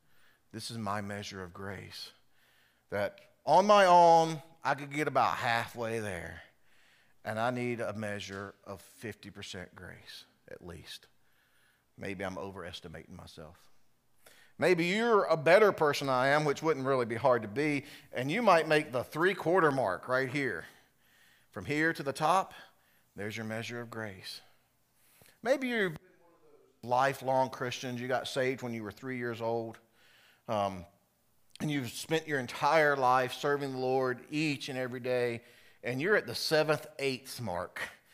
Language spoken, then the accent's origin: English; South Carolina, United States; For me, growing up in South Carolina, Carowinds was our amusement park.